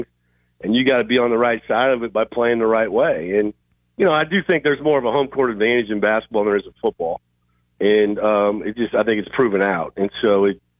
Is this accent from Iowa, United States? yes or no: yes; Iowa, United States; I'm from Iowa